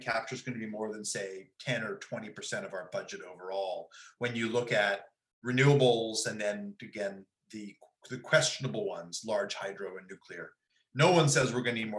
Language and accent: English; Ithaca, New York, United States; also born or lived in Princeton, New Jersey; now in Berkeley, United States; I'm from upstate New York. I'm from Ithaca